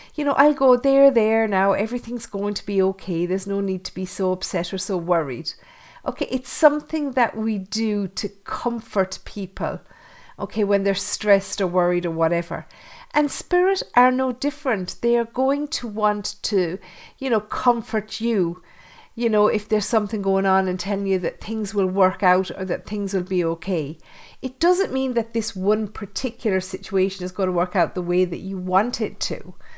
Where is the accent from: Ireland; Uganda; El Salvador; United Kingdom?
Ireland; Thurles, Munster; my hometown of Thurles